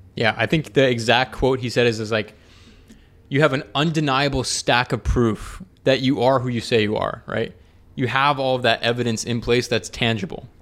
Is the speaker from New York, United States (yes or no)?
no; Atlanta, Georgia, United States; moved away; I'm from Atlanta